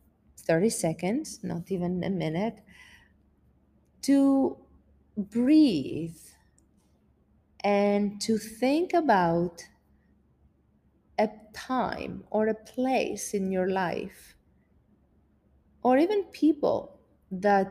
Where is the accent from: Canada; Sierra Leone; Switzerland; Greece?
Greece; moved away; being away from my family and my country